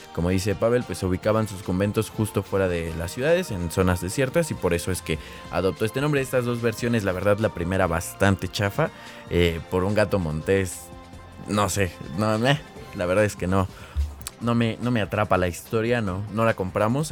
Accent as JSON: {"language": "Spanish", "country": "Mexico", "said": "aquí en México pues ni siquiera hay nieve ni nada"}